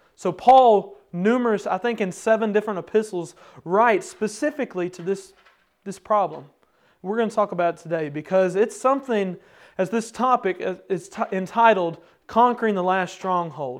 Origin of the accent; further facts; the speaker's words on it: Kentucky, United States; me and my brothers were growing up in Kentucky, there's a holler right in front of our house